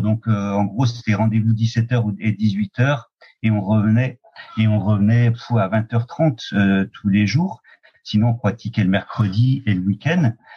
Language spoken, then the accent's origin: French; Oyonnax, Auvergne-Rhône-Alpes, France; also born or lived in Lons-le-Saunier; Je suis né euh, à Lons-le-Saunier plus exactement, et j'ai et attaquer mes, mes, ma vie à Oyonnax, à la frontière de l'Ain et du Jura.